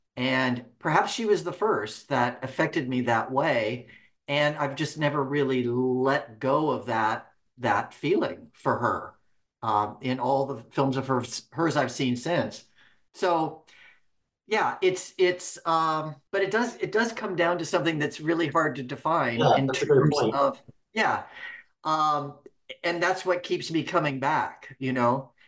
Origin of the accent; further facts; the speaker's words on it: Reading, United States; as a 10-year-old kid at the Cascade Theater in my hometown of Reading, watching Taming of the Shrew